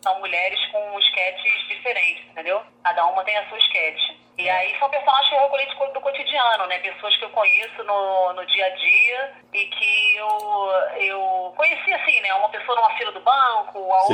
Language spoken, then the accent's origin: Portuguese; Rio de Janeiro, Brazil; Sou carioca, sou carioca